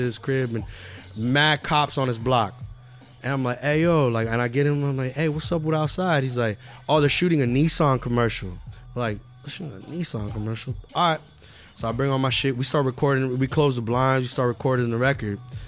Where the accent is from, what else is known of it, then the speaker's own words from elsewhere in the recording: Los Angeles, California, United States; we live in Los Angeles